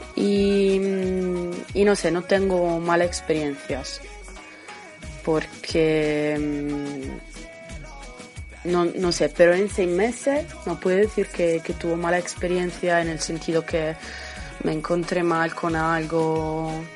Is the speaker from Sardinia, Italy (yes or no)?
yes; Sardinia, Italy; Spanish is a second language; also born or lived in Huelva; mañana tengo el avión para volver a, a mi ciudad, en Cerdeña